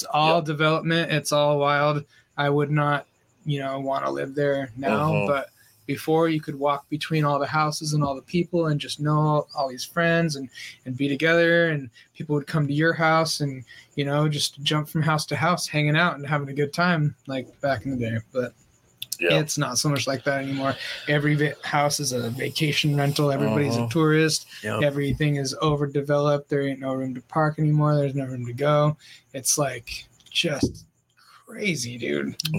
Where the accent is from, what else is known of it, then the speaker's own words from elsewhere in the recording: North County San Diego, California, United States; also born or lived in Oceanside / Vista / Carlsbad; now in Escondido, United States; But between Oceanside, Vista, and Carlsbad is mostly where I'm from. You know, a little bit of San Marcos and Escondido recently.